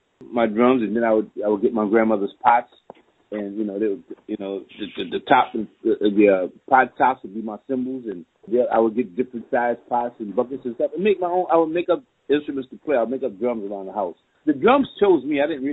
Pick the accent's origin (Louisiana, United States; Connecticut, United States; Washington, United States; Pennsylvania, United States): Louisiana, United States; New Orleans; I came from a New Orleans family, and a New Orleans musical family, and there are a lot of New Orleans musical families here in New Orleans